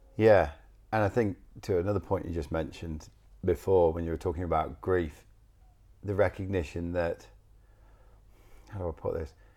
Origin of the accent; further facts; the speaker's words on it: England, United Kingdom; moved away; I'm from England